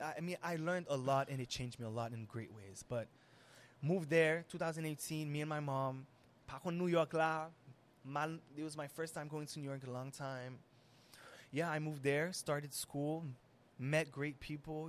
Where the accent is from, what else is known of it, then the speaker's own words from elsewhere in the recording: Haiti; being Haitian and Syrian and Arab and all of that, and growing up in Haiti